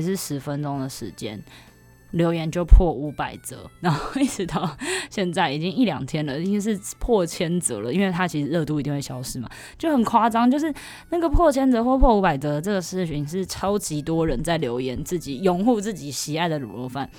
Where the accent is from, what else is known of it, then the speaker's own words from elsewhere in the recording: Taiwan; 身为台湾人，一定要有自己的小吃口袋名单